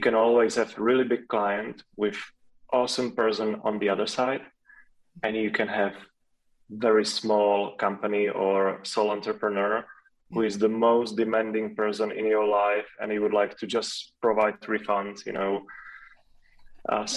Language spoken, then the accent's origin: English; Czechia; first language Czech; English is a second language